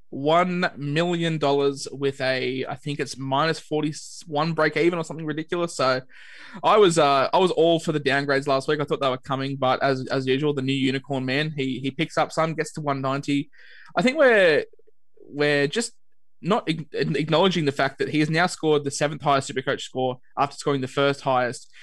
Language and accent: English; Queensland, Australia; as a Queenslander